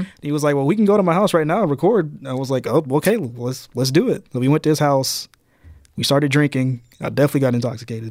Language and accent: English; Birmingham, Alabama, United States; from Birmingham